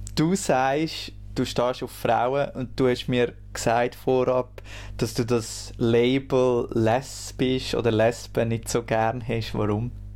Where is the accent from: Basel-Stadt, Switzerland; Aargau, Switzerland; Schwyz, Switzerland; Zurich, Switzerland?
Schwyz, Switzerland; near Lucerne; ich bin im Kanton Schweiz aufgewachsen, also nicht so weit weg von Luzern